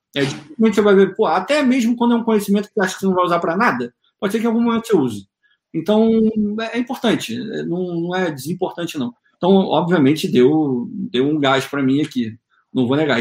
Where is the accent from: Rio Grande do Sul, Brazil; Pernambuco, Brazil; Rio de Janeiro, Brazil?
Rio de Janeiro, Brazil; moved away as an adult; now in United States; eu sou do Rio de Janeiro